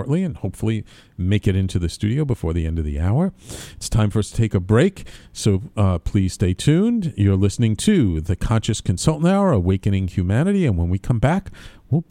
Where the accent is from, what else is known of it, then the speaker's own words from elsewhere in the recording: New York City, New York, United States; I grew up in a very Irish-Italian Jewish neighborhood in the Bronx when I was a kid